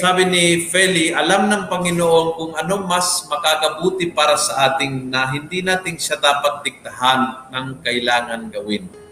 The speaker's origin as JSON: {"language": "Tagalog", "country": "Argentina", "said": "sa amin sa Argentina"}